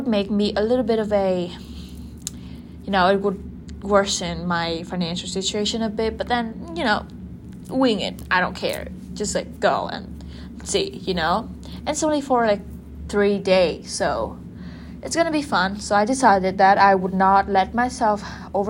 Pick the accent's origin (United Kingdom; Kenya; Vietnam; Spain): Vietnam; my home country, Vietnam